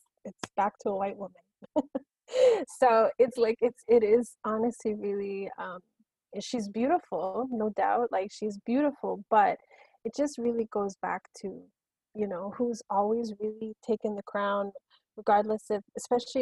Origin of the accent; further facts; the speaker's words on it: South Africa; now in Canada; I am a South African who hasn't stepped foot in South Africa in a long time.